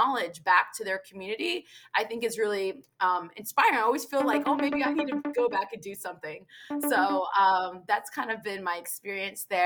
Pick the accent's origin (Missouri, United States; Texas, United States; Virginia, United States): Virginia, United States; I was born and raised in America